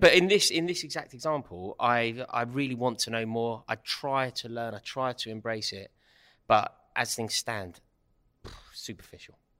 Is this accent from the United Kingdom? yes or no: yes; London, United Kingdom; life growing up in Stratford without a father and growing up in Kilburn without a father